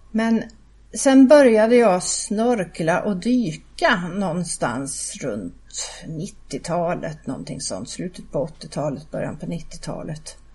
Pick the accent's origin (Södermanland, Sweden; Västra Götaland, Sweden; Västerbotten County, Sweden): Södermanland, Sweden; Men min största delen av min uppväxt var i Sörmland.